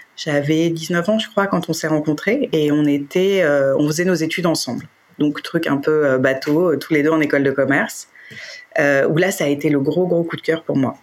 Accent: Paris, Île-de-France, France; je suis parisienne et j'ai toujours habité Paris

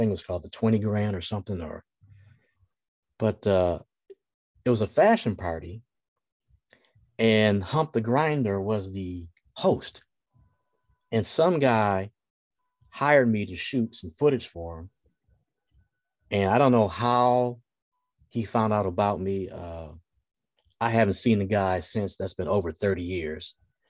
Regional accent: Detroit, Michigan, United States; moved away as an adult; also born or lived in Los Angeles / Houston / Dallas; I'm from Detroit, Michigan. I've lived in Los Angeles, Houston, Dallas, and Detroit.

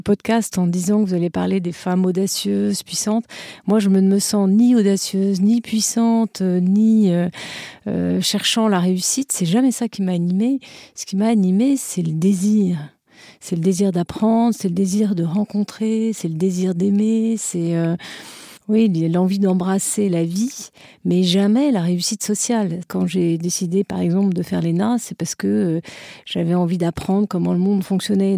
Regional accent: France; je suis française

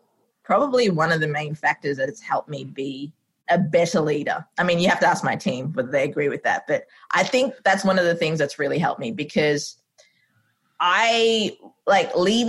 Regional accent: Sri Lanka; now in Australia; I'm like, Australia. It's like, are you originally from there? I'm like, no, I'm from Sri Lanka.

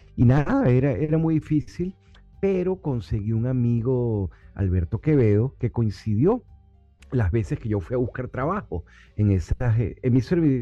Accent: Caracas, Capital District, Venezuela; moved away as an adult; now in Miami, United States; yo crecí en Caracas, Venezuela, eh, con el Ávila enfrente

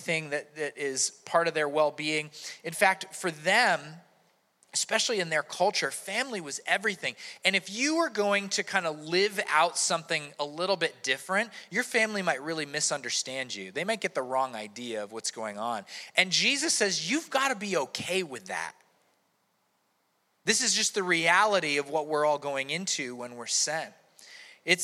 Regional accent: United States; my rights as an American

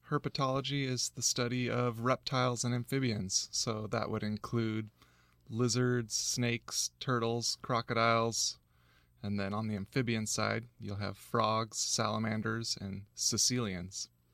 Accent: San Diego County, California, United States; I grew up in San Diego County, uh, back before they had developed all the natural land.

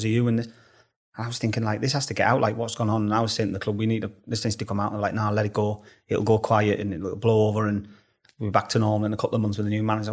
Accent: Middlesbrough, North East England, United Kingdom; my hometown club

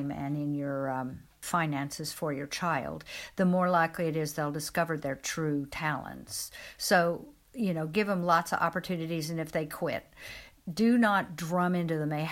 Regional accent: Midwest, United States; moved away; where I grew up in the Midwest in America

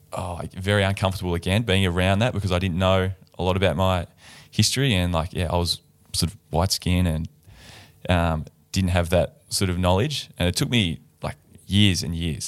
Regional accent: Tasmania, Australia; moved away as an adult; now in Fremantle, Australia; being from Tasmania, growing up in Tasmania

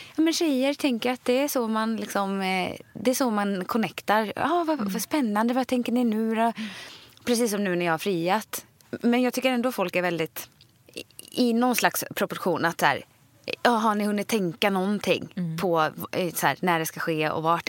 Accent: Sweden; moved away as an adult; now in Stockholm, Sweden; själv är jag uppvuxen liksom på landet i ett stort hus

